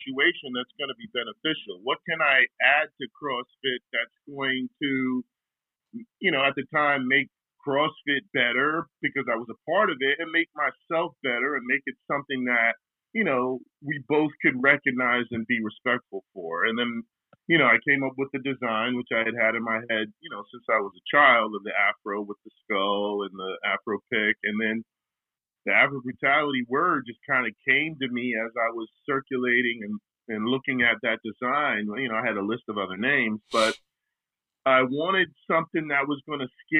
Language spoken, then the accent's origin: English; New York City, New York, United States; I'm just coming from Harlem